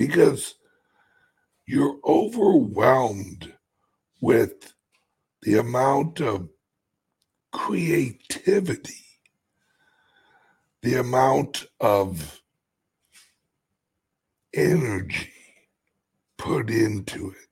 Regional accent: United States; I'm an American

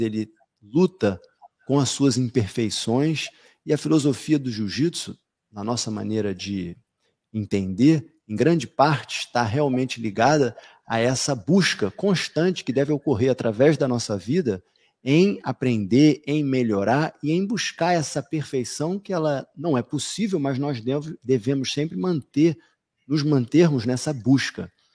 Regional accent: Rio de Janeiro, Brazil; nós que somos cariocas do Rio de Janeiro

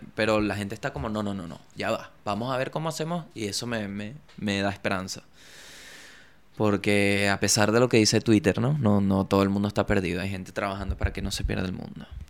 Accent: La Guaira, Venezuela; moved away; also born or lived in Chile; yo vengo de la Guaira.

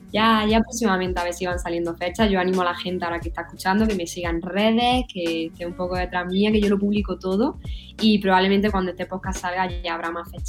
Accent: Málaga, Andalusia, Spain; me encantaría volver a mi tierra que es Málaga.

